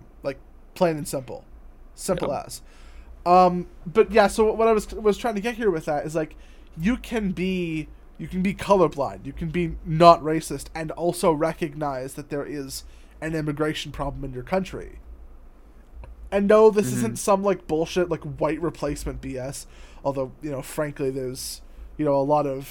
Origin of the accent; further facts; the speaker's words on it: United States; I'm an American